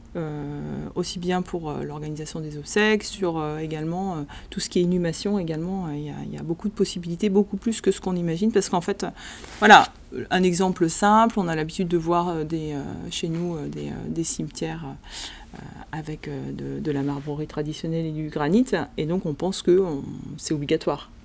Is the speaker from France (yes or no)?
yes; France; Chez nous, en France